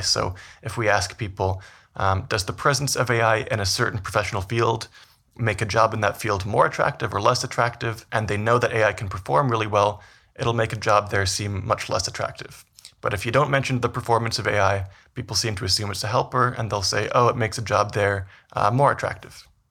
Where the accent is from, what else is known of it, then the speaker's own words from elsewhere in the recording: Vancouver, British Columbia, Canada; moved away as an adult; also born or lived in Toronto / New York; now in Edmonton, Canada; so I'm originally from Canada. I grew up in Vancouver